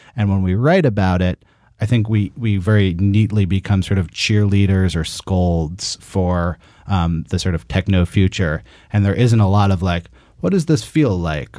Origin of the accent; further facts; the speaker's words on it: Berkeley, California, United States; in Northern California, where I am also from. I'm from Berkeley.